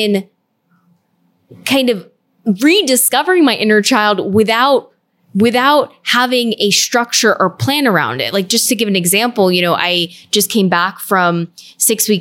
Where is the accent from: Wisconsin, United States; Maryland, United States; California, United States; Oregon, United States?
California, United States; Orange County; moved away; I grew up in Orange County